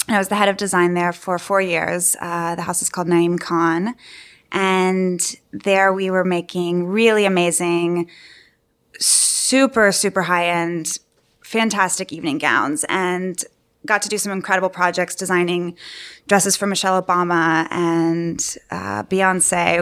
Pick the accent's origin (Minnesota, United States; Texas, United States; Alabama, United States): Texas, United States; Austin; moved away as an adult; now in New York, United States; I'm originally from Austin, Texas, and studied design there at university and moved to New York immediately upon graduating